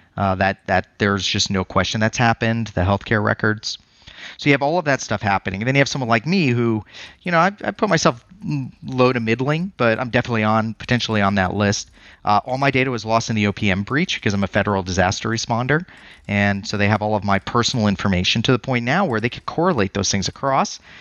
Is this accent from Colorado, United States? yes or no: yes; Colorado, United States; now in Phoenix, United States; I'm from Colorado before this